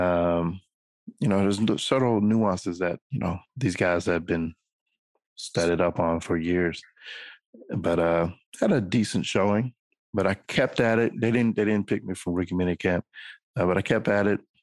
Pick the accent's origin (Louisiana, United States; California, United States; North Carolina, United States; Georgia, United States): North Carolina, United States; Winston-Salem; moved away as an adult; also born or lived in Australia; I'm from Winston Salem, North Carolina. Grew up there.